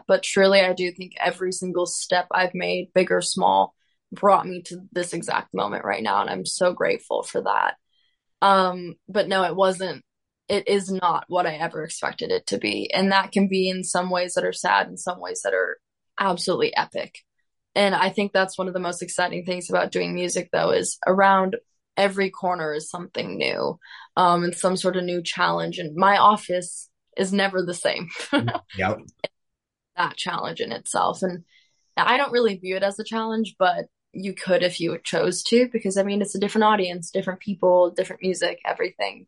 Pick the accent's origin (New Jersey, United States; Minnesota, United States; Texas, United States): Minnesota, United States; I come from Minnesota.